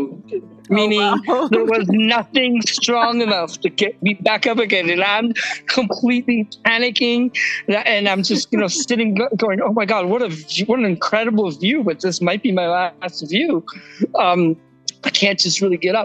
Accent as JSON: {"language": "English", "town": "San Diego", "region": "California", "country": "United States", "tie": "born or raised there", "also_born_or_lived": "Germany", "lives_now": "Kauai, United States", "said": "my family moved when I was seven to San Diego."}